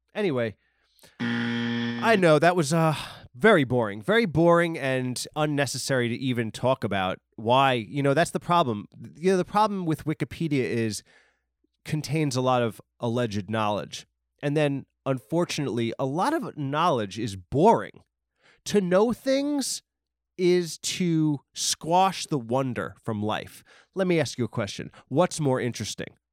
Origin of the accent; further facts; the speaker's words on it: Long Island, New York, United States; Steve Buscemi from Boardwalk Empire and a million other movies is from my hometown